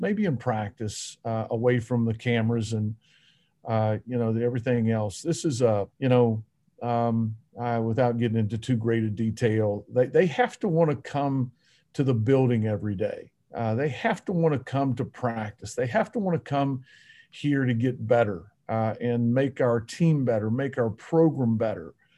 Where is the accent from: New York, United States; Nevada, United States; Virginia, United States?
Virginia, United States; Radford; also born or lived in Spartanburg, South Carolina; from Radford, Virginia